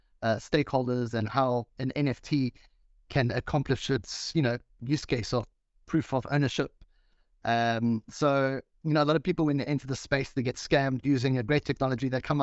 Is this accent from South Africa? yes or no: yes; South Africa; now in Mauritius; I'm from South Africa, but I live on the tropical island of Mauritius.